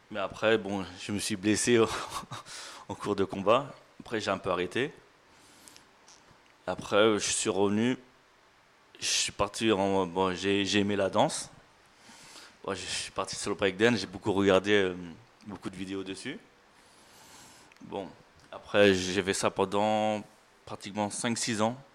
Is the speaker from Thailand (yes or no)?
yes; Thailand; J'ai fait trois ans, je l'ai fait en France, et je suis parti chez moi en Thaïlande le faire.